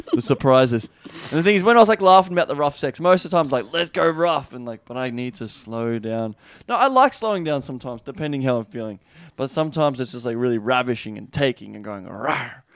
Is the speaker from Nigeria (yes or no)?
no; Australia; accent: Australian; my Australian accent